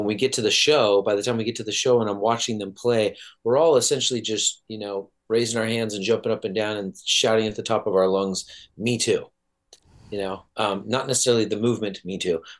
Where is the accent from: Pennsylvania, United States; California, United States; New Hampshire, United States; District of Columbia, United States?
California, United States; South Orange County; I grew up in South Orange County in California